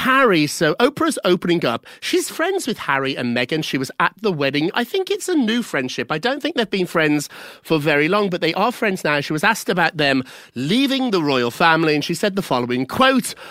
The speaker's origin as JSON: {"language": "English", "country": "United Kingdom", "moved": "yes", "lives_now": "United States", "said": "As a Brit"}